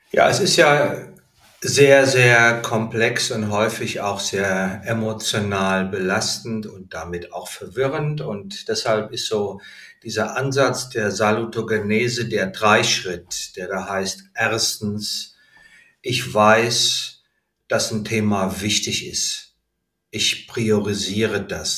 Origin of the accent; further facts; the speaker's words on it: Heidesheim, Rhineland-Palatinate, Germany; moved away as an adult; also born or lived in Berlin; sobald ich mein Abitur habe, ziehe ich aus dem Elternhaus aus. Ich bin von Heidesheim nach Berlin gezogen